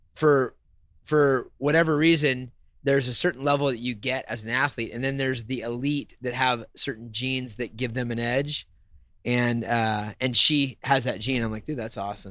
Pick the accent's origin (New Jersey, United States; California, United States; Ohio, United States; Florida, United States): California, United States; Sacramento; Growing up in Sacramento and seeing this thing progress from 2003